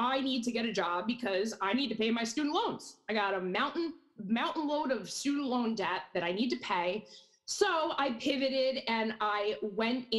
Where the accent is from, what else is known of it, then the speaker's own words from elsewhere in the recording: Hudson Valley, New York, United States; I grew up born and raised in the Hudson Valley, never left